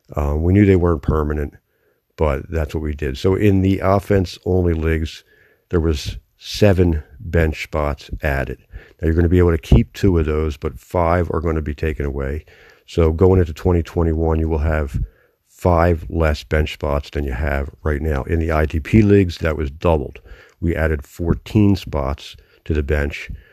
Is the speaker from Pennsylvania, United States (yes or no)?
yes; Philadelphia, Pennsylvania, United States; accent: Philadelphia; I'm from Philadelphia, born and raised here, still live within the city limits here.